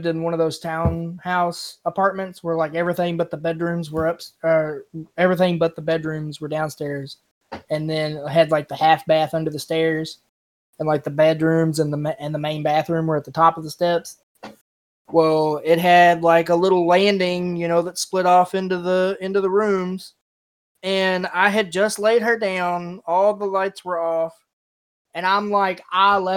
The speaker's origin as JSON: {"language": "English", "region": "Kentucky", "country": "United States", "said": "I'm from Kentucky"}